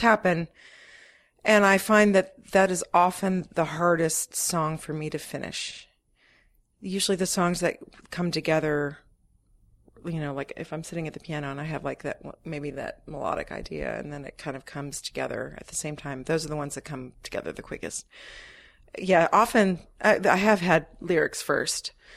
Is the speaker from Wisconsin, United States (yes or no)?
no; Texas, United States; moved away as an adult; also born or lived in Ohio / Los Angeles / Australia; now in New York, United States; I moved when I was five to Texas, so I consider Texas kind of my, my home